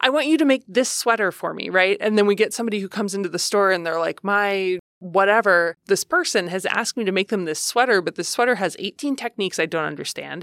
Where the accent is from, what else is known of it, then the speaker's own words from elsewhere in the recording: Ohio, United States; I grew up in Ohio